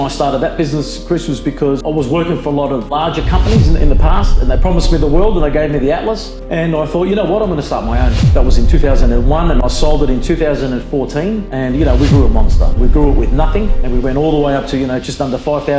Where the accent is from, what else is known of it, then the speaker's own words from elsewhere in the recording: Brunswick, Victoria, Australia; I grew up in Brunswick with nothing